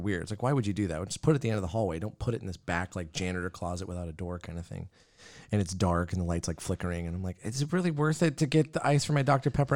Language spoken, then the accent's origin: English; Yakima, Washington, United States; now in Spokane, United States; Growing up in Yakima, never thought I'd end up here.